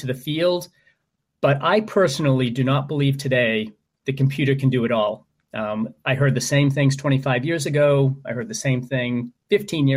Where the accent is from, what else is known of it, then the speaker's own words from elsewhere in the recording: Maine, United States; my home state of Maine